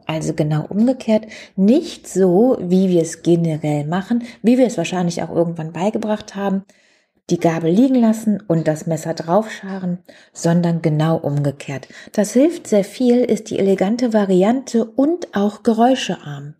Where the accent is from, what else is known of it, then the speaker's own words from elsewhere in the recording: Germany; Bei uns in Deutschland